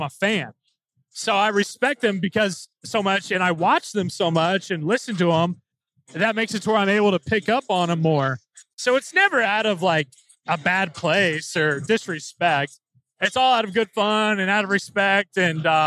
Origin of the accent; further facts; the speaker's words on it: Indiana, United States; growing up in Indiana, especially as a Catholic school kid